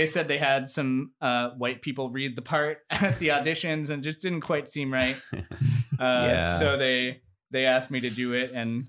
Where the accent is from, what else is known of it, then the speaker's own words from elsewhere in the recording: Damariscotta, Maine, United States; I grew up in the Damariscotta area here in Maine